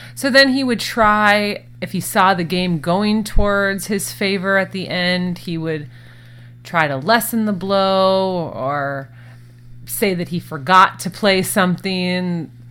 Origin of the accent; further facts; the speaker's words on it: Minnesota, United States; now in Phoenix, United States; we are both originally from Minnesota